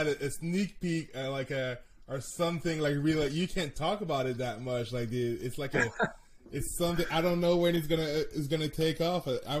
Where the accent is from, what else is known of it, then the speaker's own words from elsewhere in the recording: Canada; like I'm Canadian so I see the sports differently